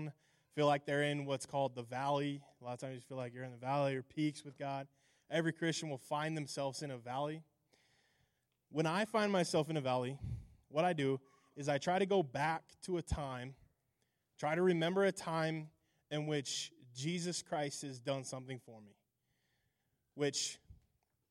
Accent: Alliance, Nebraska, United States; also born or lived in Hemingford, Nebraska; So I was born in Alliance, Nebraska. I was raised in Alliance, graduated, eventually moved to Hemingford, graduated from Hemingford High School. Grew up in Alliance.

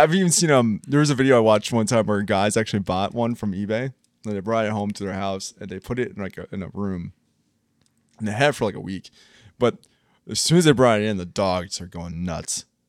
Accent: Columbus, Ohio, United States; We're from Columbus, Ohio

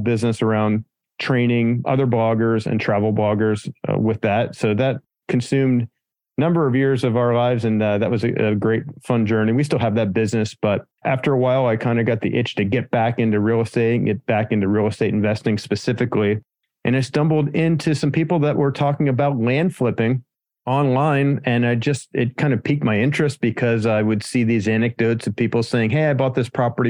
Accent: Pennsylvania, United States; moved away as an adult; now in San Diego, United States; I'm from Pennsylvania originally, so the other end of the United States.

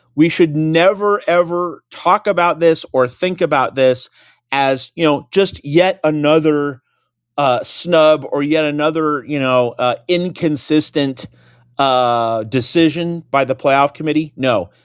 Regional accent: Phoenix, Arizona, United States; moved away; also born or lived in Seattle, Washington; born in, in Phoenix, and lived in Seattle for about twenty years

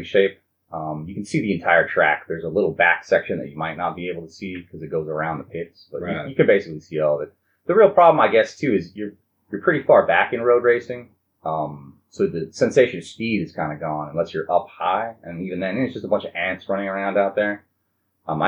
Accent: Huntington Beach, California, United States; I'm from Huntington Beach

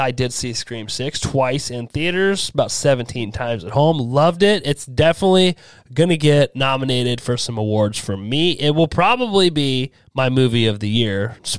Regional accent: United States; I'm stupid American. I can't help it.

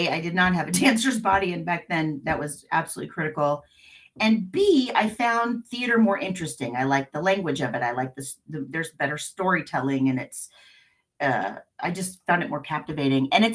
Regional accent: Independence, United States; I grew up in Independence, and that's a, you know, blue collar town

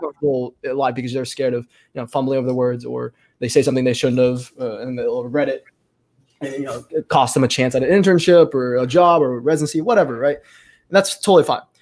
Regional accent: Texas, United States; in our county, um, in my hometown here.

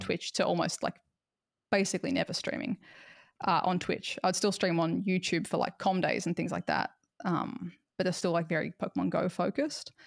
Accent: Australia; because of being Australian

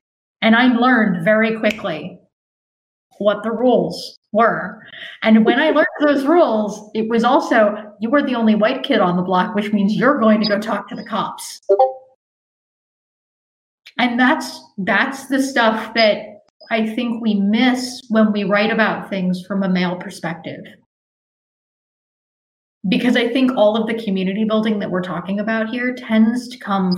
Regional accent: Fort Greene, New York, United States; Like, I grew up in Fort Greene. I have aunties and uncles who are not related to me. They are the aunties and uncles of my block.

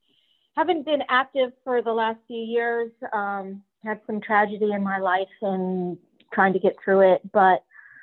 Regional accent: Mechanicsburg, Ohio, United States; I'm from Columbus. Well, I'm not from Columbus, Ohio. I'm from Mechanicsburg, Ohio, but close to Columbus

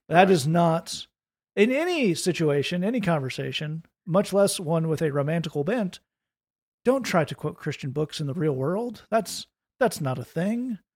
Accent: United States; I'm an American

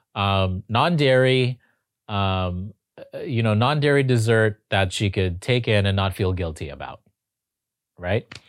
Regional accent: Toronto, Ontario, Canada; moved away as an adult; also born or lived in Los Angeles; I'm from Toronto

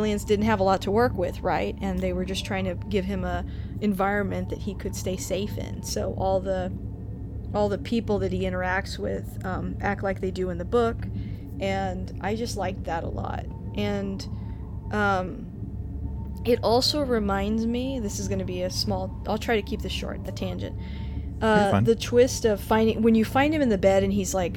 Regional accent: Texas, United States; we're from Texas

